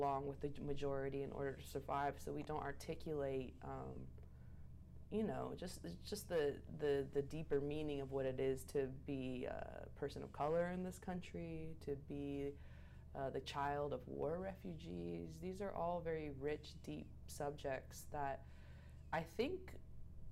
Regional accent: Oregon, United States; also born or lived in New York; I'm from Oregon. I was born and raised there.

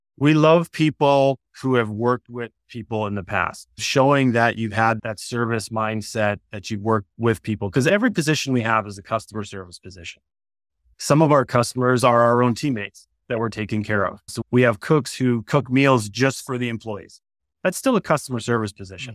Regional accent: Wisconsin, United States; moved away; I grew up in a very small town in Wisconsin

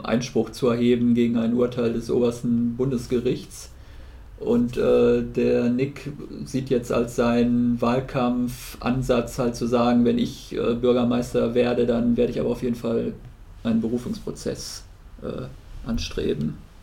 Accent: Germany; als Deutscher

